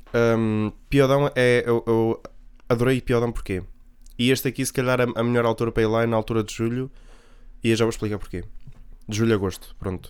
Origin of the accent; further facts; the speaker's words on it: the North, Norte, Portugal; eu como sou do Norte